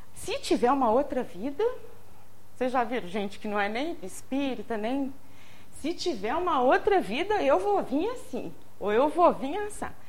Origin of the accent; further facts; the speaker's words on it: Barbacena, Minas Gerais, Brazil; now in Juiz de Fora, Brazil; Minha mãe veio trabalhar em Juiz de Fora, a gente é de Barbacena